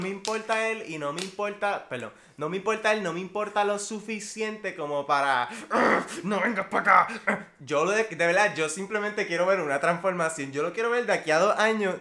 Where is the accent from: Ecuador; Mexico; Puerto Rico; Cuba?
Puerto Rico; Aquí Puerto Rico no es tan diferente que la cultura como que americana